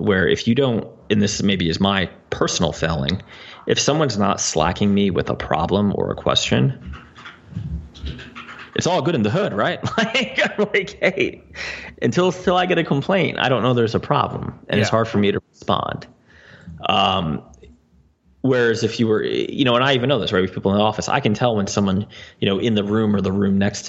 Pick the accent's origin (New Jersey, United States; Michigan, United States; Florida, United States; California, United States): New Jersey, United States; accent: New Jersey; my New Jersey accent.